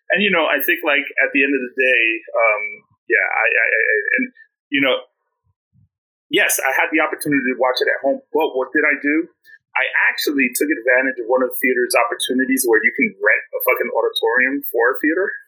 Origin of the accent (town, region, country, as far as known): New York City, New York, United States; born or raised there